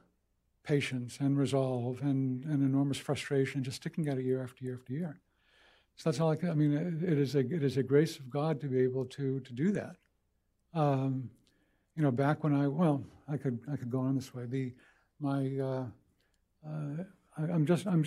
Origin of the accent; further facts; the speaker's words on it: Boston, Massachusetts, United States; moved away; I grew up in Boston. Basically, grew up at Fenway Park